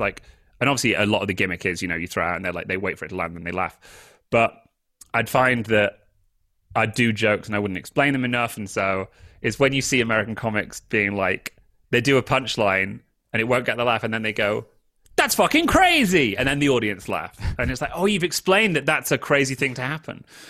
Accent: United Kingdom; moved away; I'm British

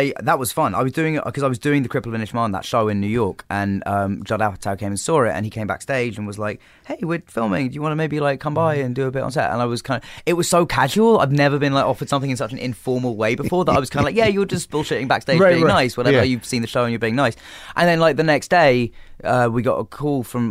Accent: England, United Kingdom; being English

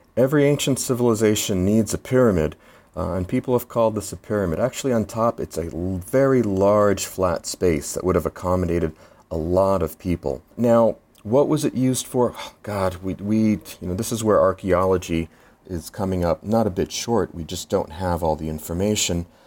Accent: Philadelphia, Pennsylvania, United States; I'm from Philadelphia, and we have our Liberty Bell with our crack also down the middle

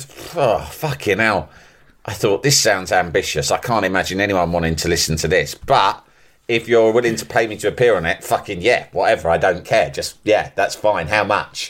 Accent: London, United Kingdom; born or raised there; accent: English

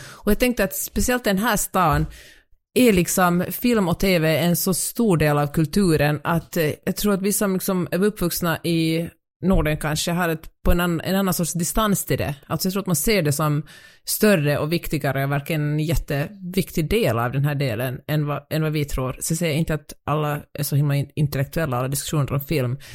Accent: Finland; moved away; jag är finlandssvensk

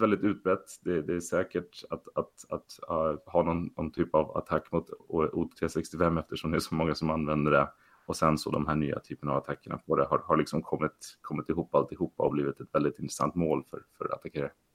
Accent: Sweden; moved away as an adult; also born or lived in Stockholm area / US east coast; now in San Francisco, United States; som många svenskar att, att man tyckte det var lite spännande med datorer när man var liten

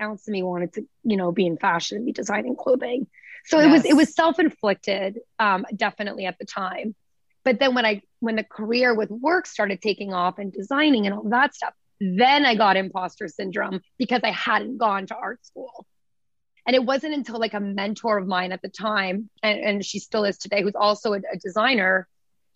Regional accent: small town outside Toronto, Ontario, Canada; also born or lived in Vancouver; now in New York, United States; coming from like small town, like outside Toronto

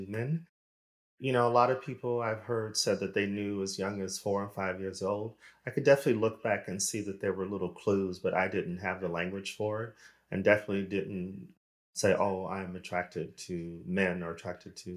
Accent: Arizona, United States; moved away as an adult; also born or lived in Los Angeles, United States / Sweden / United Kingdom; now in Europe; I am American, originally from Arizona

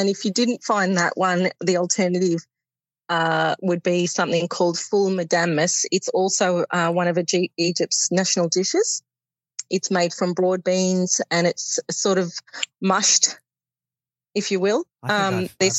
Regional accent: Melbourne, Victoria, Australia; I was born and raised in Melbourne.

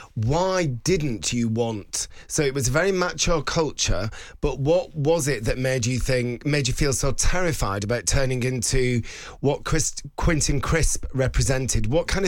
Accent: Bolton, North West England, United Kingdom; It's like Bolton, where I'm from.

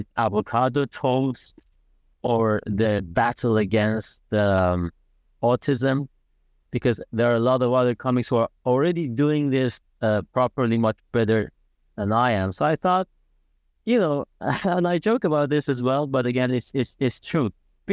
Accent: Iran; also born or lived in Italy; And I was born in Italy, but very much against my will, I had to spend my high school years in Iran.

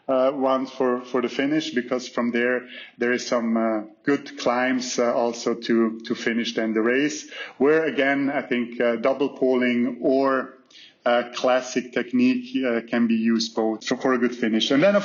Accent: Zuoz, Graubünden, Switzerland; moved away; especially for me, coming originally from Zuoz. It is a real homecoming

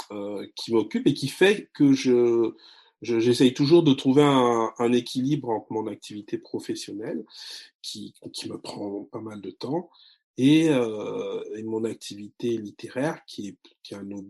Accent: France; also born or lived in Congo; Je suis né en France, j'ai grandi en France, 15 ans au Congo. J'ai une double culture.

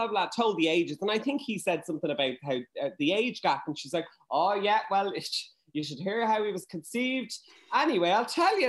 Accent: Dublin, Leinster, Ireland; I'm from Churchtown

